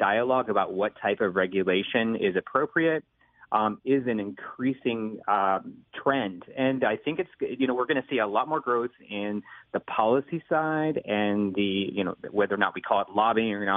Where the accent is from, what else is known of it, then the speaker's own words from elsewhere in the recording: Louisville, Kentucky, United States; I grew up in Louisville, Kentucky